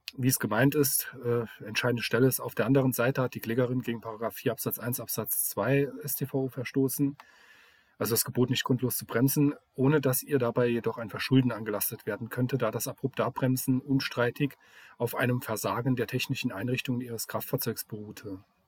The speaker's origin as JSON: {"language": "German", "region": "Saarland", "country": "Germany"}